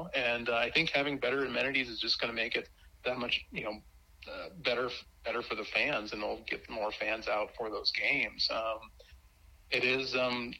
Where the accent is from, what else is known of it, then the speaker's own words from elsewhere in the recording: Montana, United States; now in Colorado, United States; I grew up in Montana. Grew up in Montana